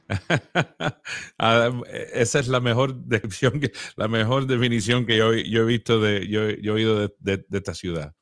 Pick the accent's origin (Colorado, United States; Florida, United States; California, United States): Florida, United States; Miami; moved away as an adult; now in Nashville, United States; Nacido en Miami, como dijiste, la banda empezó en Miami. Y ahí me crié en Miami